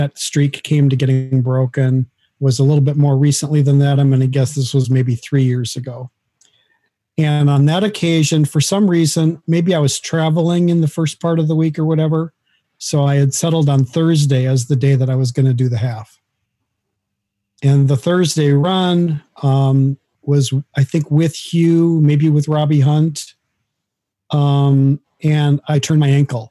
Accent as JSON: {"language": "English", "region": "Minnesota", "country": "United States", "tie": "born or raised there", "moved": "yes", "lives_now": "Athens, United States", "said": "Minnesota, which is where I grew up and where my family lived."}